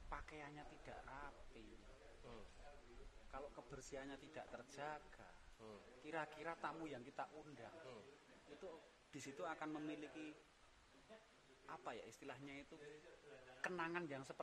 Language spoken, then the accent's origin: Indonesian; Special Region of Yogyakarta, Indonesia; jadi memang kita harus harus memiliki ciri khas kita orang Jawa kita orang Jogja ya